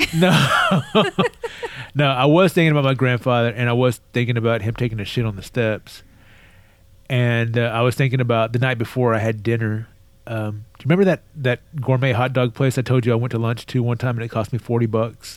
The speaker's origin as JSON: {"language": "English", "region": "Texas", "country": "United States", "tie": "born or raised there", "said": "I was born and raised in Texas. I'm a native Texan"}